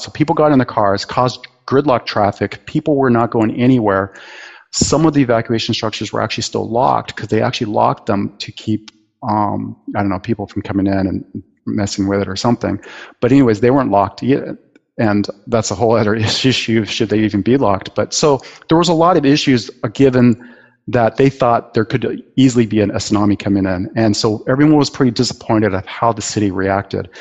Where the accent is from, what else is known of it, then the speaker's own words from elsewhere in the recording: Bay Area, California, United States; moved away; also born or lived in New Zealand / Aceh; earthquakes even as a kid, um, growing up in the Bay Area